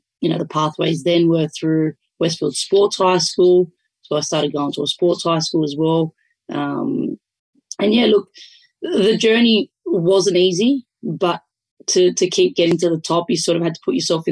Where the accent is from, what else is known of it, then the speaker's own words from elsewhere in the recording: Sydney, New South Wales, Australia; with our Italian background and growing up in Western Sydney